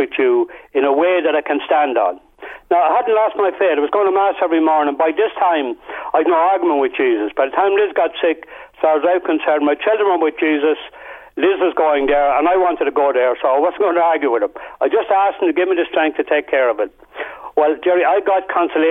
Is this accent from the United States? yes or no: no; Portarlington, Leinster, Ireland; I was from Port Arlington.